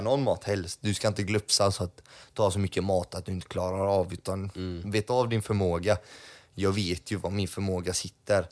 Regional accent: Gothenburg, Västra Götaland, Sweden; Jag var ju uppvuxen i Eriksbo.

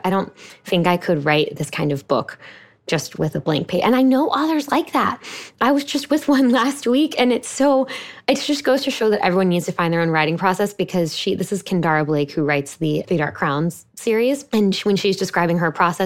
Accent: Houston, Texas, United States; I live in my hometown of Houston, Texas

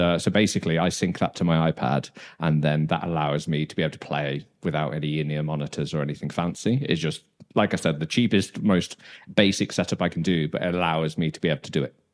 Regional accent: Dudley, West Midlands, United Kingdom; moved away as an adult; also born or lived in Brighton; now in Copenhagen, Denmark; I'm from Dudley.

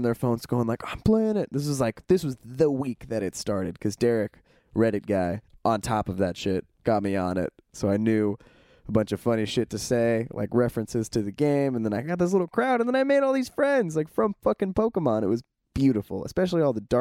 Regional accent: California, United States; we're from California

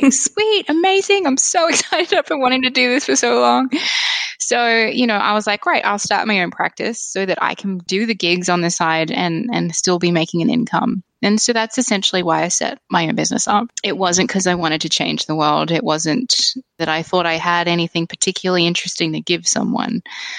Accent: Kuwait; especially when I was growing up in Kuwait, because it was still such a new, I guess, country, there was so little there.

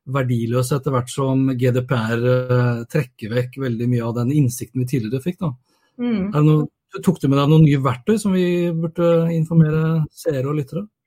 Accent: Norway; hjemme i Norge

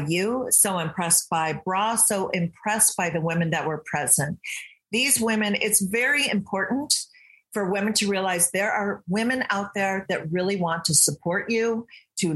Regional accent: Michigan, United States; moved away as an adult; also born or lived in England; now in California, United States; I grew up in Michigan.

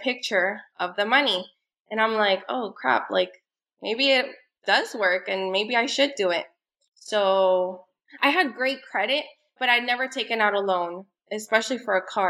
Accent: Miami, Florida, United States; I'm from Miami. I live here with my two kids

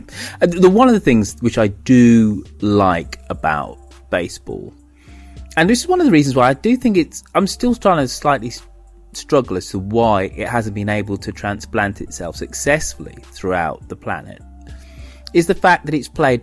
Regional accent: United Kingdom; as a Brit

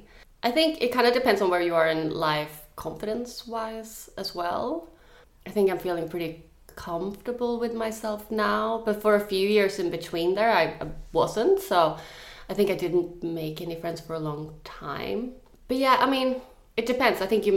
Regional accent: Sweden; English is a second language; now in Australia; I think when I moved to Australia from Sweden, I had like a big romantic dream about like you have a new big group of friends

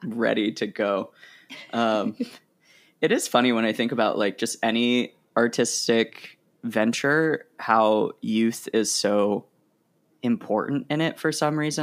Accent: Oregon, United States; also born or lived in Rhode Island; now in New York, United States; I grew up in Oregon and I love Oregon

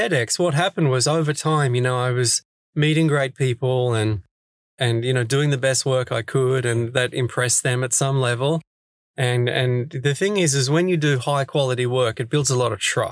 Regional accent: Sydney, New South Wales, Australia; moved away as an adult; now in Stockholm, Sweden; I'm originally from Sydney, Australia

